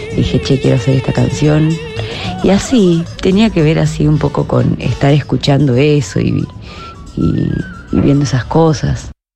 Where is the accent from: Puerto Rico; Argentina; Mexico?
Argentina; Salta; Balta y yo somos salteños